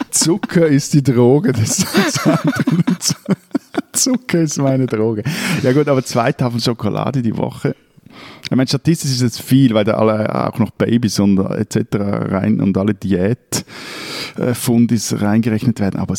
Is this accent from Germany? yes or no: no; Switzerland; also born or lived in Lake Zurich